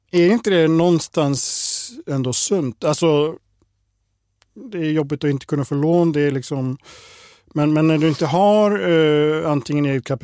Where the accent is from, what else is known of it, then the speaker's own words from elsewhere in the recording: Iceland; now in Sweden; Jag brukar säga att jag är klimatflykting från Island. Och det är just på sådana här dagar det stämmer. För sådana här dagar blir det aldrig på Island.